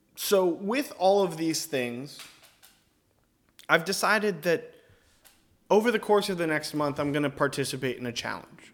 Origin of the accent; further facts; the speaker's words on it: Northern Virginia, United States; I'm from Northern Virginia